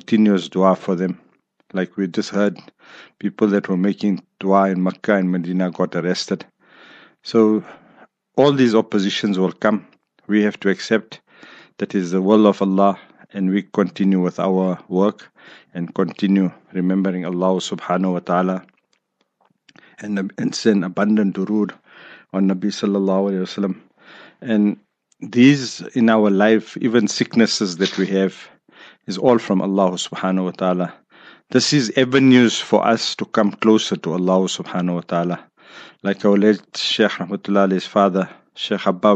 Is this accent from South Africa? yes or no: yes; South Africa; South Africa